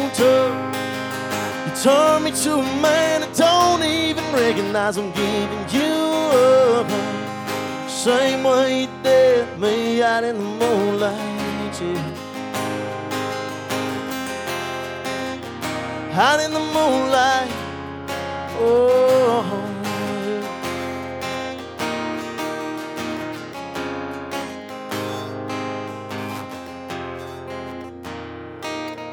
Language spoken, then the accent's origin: English; South Carolina, United States; I'm from South Carolina